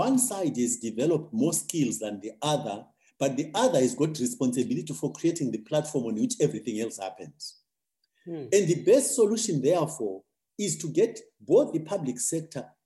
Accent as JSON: {"language": "English", "country": "Zimbabwe", "said": "my own country because ultimately that's the country I know best. I think Zimbabwe"}